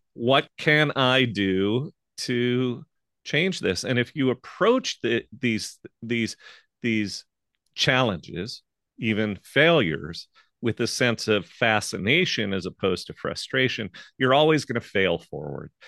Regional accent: St. Louis, Missouri, United States; moved away as an adult; I moved back to my hometown of Saint Louis, Missouri

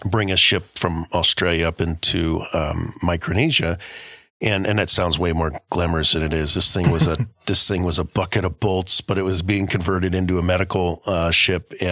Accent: Guam; And I grew up in Guam. Uh, at least a, a good chunk of my growing up was in Guam.

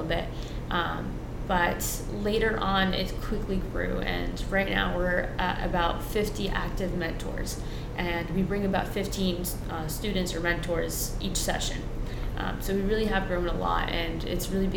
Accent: East Haven, Connecticut, United States; first language Spanish; English is a second language; also born or lived in Guilford, Connecticut; I grew up in East Haven, I was born here, but my first language is Spanish

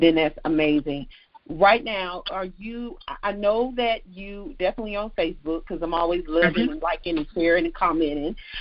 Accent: the South, United States; I'm from the South. I'm in the South now. This is how I speak

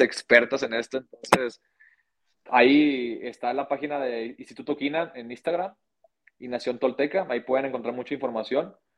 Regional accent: Monterrey, Nuevo León, Mexico; now in Guadalajara, Mexico; yo soy de Monterrey, eh, en este caso yo nací en Monterrey, y Nuevo León

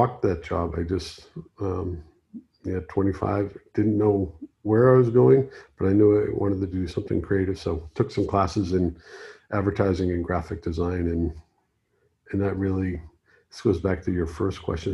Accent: Boston, Massachusetts, United States; moved away as an adult; also born or lived in Key West; now in Los Angeles, United States; gone back to my hometown, Boston

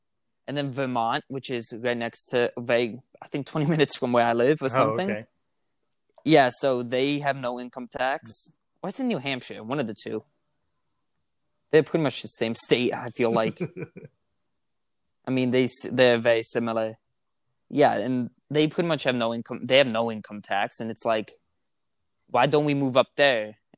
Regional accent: Netherlands; I grew up in the Netherlands. Mm-hmm. Do you know where that is?

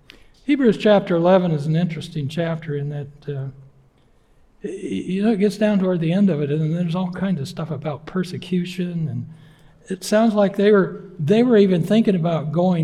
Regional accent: Yakima Valley, Washington, United States; now in Keene; my wife and I grew up in the Northwest. She in Bellingham and me in the Yakima Valley

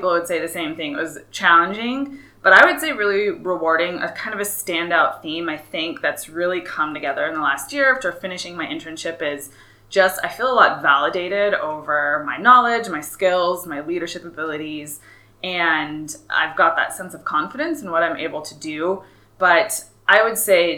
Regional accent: Flagstaff, Arizona, United States; moved away; growing up in Flagstaff

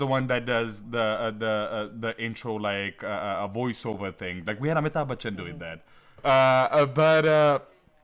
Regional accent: Delhi, India; moved away as an adult; also born or lived in New Haven, Connecticut; now in New York, United States; I grew up in Mayur Vihar, which is, as Delhi people call it, Jamunapar.

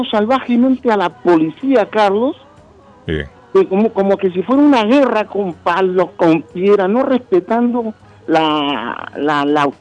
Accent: Peru

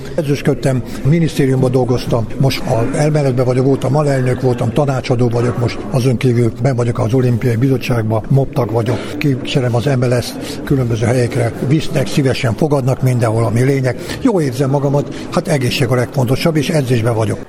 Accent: Gara, Bács-Kiskun, Hungary; moved away; also born or lived in Baja / Pécs / Budapest; Garán születtem egy faluba, 3000 lakos ébe

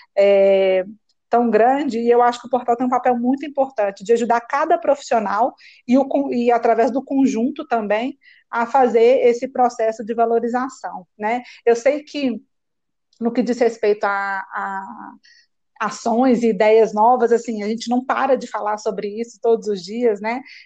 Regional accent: Belo Horizonte, Minas Gerais, Brazil; eu escolhi fazer um curso técnico que existe na minha cidade, eu sou de Belo Horizonte

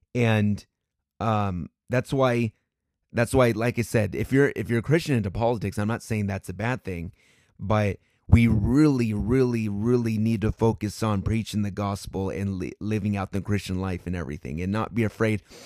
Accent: United States; as a American

